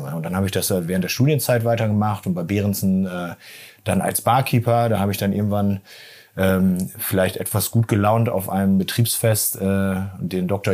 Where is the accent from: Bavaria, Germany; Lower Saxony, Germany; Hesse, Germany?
Lower Saxony, Germany; Lingen; Ja, wir sind in Lingen groß geworden